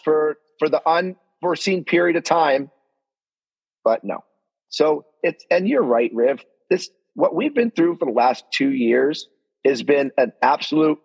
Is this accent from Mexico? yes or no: no; Canada; as a Canadian